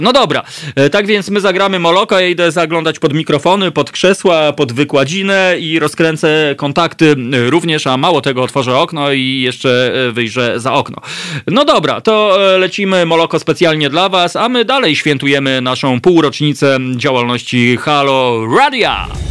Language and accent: Polish; central Poland, Poland; also born or lived in Masovia; urodziłem się w centralnej Polsce